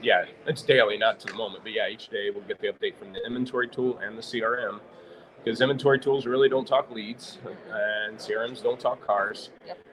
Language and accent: English; St. Louis, Missouri, United States; moved away as an adult; now in Olathe, United States; I grew up in St. Louis, so we moved to Olathe, Kansas, what, 16, 17 years ago